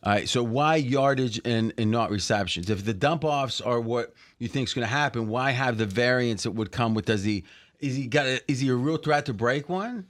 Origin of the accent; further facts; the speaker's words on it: Ohio Valley, United States; we grew up in the Ohio Valley